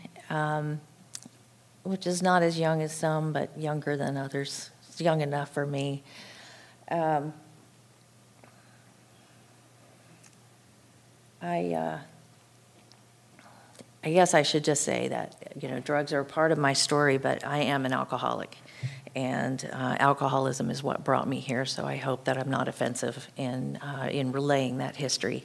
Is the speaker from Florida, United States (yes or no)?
yes; Florida, United States; I grew up in a home in Florida with two parents